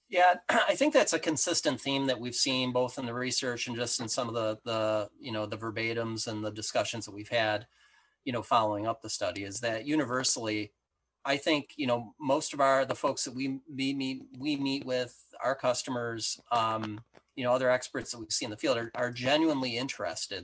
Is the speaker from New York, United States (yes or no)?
yes; Western New York, United States; accent: Western New York; also born or lived in Rochester, New York; my accent is actually Western New York based. I live here in Rochester, New York